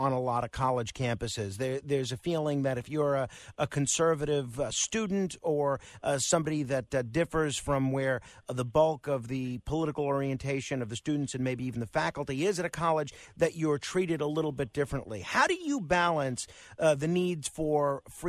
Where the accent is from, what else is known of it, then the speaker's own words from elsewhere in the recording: New York City, New York, United States; Staten Island. My hometown.